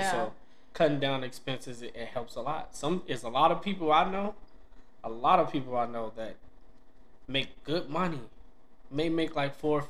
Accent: DeKalb, Illinois, United States; also born or lived in Chicago, Illinois / Aurora, Illinois; I think we moved to DeKalb, I think, my fourth grade year.

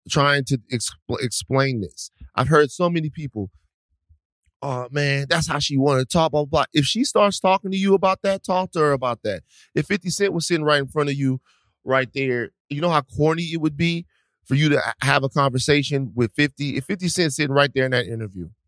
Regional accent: Atlanta, Georgia, United States; I'm from Atlanta, Georgia, Campton Road to be exact.

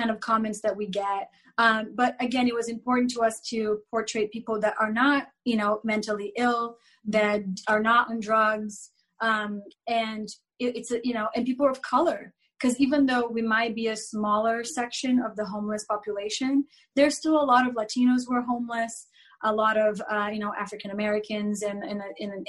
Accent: Brazil; moved away; I grew up in Brazil in the 80s

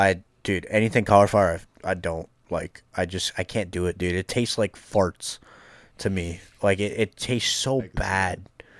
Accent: Ireland; Look, I'm Irish. I love potatoes, but, like, not that much.

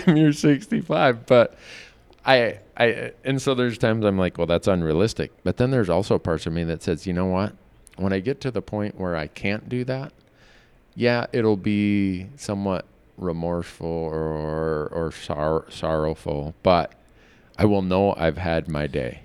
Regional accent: Midwest, United States; I grew up in the Midwest

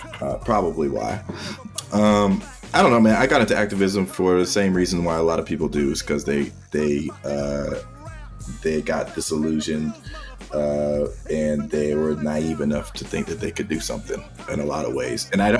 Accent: Boston, Massachusetts, United States; moved away; also born or lived in Hawaii / the South; I grew up in Boston.

